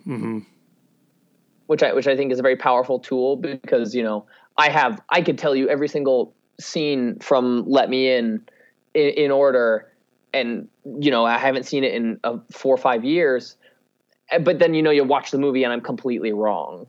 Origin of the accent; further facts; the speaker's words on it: Wyoming, United States; now in Los Angeles, United States; I'm a kid from Wyoming who had zero ties to the film industry.